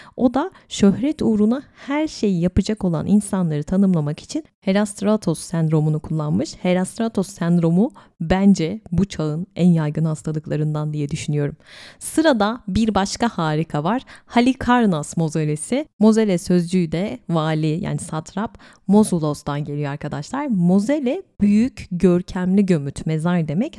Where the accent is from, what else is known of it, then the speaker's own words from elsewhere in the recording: İzmir, Turkey; benim memleketim İzmir